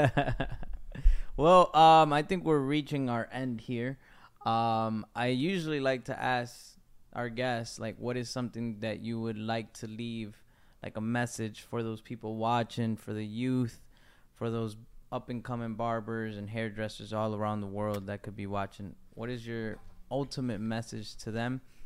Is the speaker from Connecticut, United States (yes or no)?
yes; Waterbury, Connecticut, United States; I come from Connecticut, from Waterbury, Connecticut.